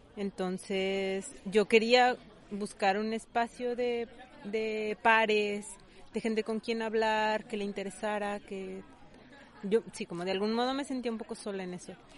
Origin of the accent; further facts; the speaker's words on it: Zacatecas, Mexico; moved away as an adult; Igual de donde yo vengo en Zacatecas